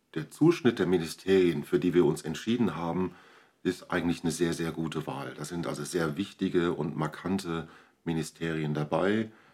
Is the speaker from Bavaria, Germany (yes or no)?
no; Borchen, North Rhine-Westphalia, Germany; Also, ich komme aus Borchen, lebe dort in einer Kinder- und Jugendhilfeeinrichtung